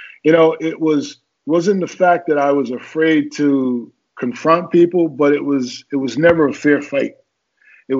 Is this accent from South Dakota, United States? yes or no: no; Newark, New Jersey, United States; also born or lived in Birmingham, Alabama; I grew up in Newark, New Jersey. I was not born there. I was born in Birmingham, Alabama, but I left Birmingham when I was 7